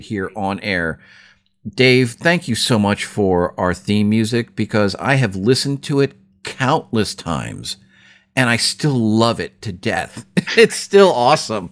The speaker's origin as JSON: {"language": "English", "town": "Philadelphia", "region": "Pennsylvania", "country": "United States"}